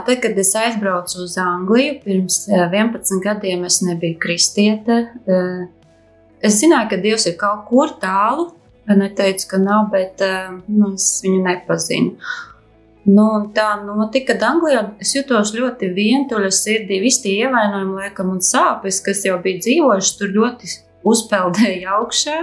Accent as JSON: {"language": "Latvian", "town": "Bauska", "country": "Latvia", "also_born_or_lived": "England", "moved": "as an adult", "said": "esmu no Bauskas"}